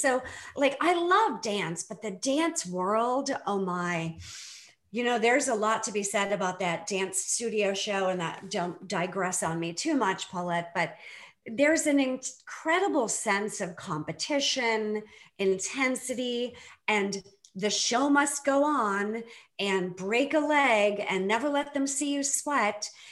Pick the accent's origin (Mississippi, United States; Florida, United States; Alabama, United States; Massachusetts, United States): Massachusetts, United States; Boston; I grew up in the Boston area